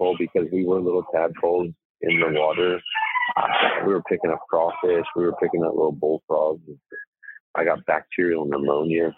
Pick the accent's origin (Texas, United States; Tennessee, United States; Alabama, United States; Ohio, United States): Tennessee, United States; Old Hickory; when I grew up in Old Hickory, Tennessee, we grew up on Cleve Street